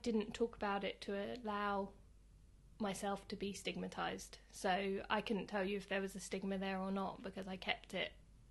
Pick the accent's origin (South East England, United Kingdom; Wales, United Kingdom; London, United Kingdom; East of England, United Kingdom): South East England, United Kingdom; Sevenoaks; born there; also born or lived in Hove / United States; I was born in Kent, in a place called Sevenoaks, and then I lived in Hove for a while, lived in America for about 6 years, and then ended up back in Worthing.